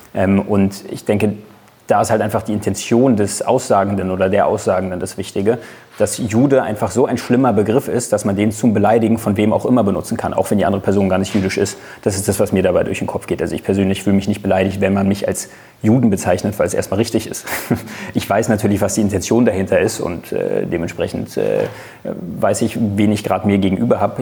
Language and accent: German; Germany; bin ich Deutscher, das heißt, ich bin kein Mitbürger, sondern ich bin genauso ein Bürger wie